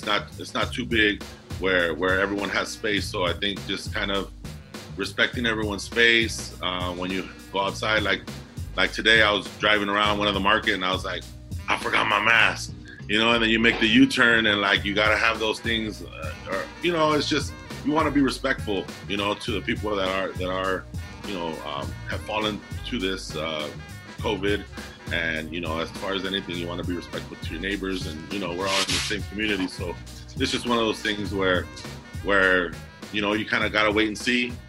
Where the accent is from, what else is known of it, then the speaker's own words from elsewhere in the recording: Commerce, California, United States; also born or lived in Alhambra, California; I grew up in Southeast Los Angeles, City of Commerce, you know, went to JUCO basketball and East LA College, stuff like that. But born and raised Southern California, East Los Angeles, Southeast